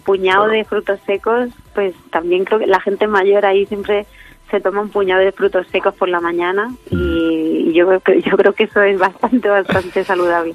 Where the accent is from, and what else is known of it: Letur, Sierra del Segura, Albacete, Castilla-La Mancha, Spain; born or raised there